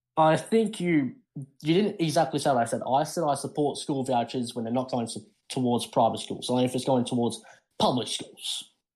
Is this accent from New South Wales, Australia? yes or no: yes; Sydney, New South Wales, Australia; moved away as an adult; now in Chicago, United States; I'm originally, you know, I'm from Sydney, a city with millions of people also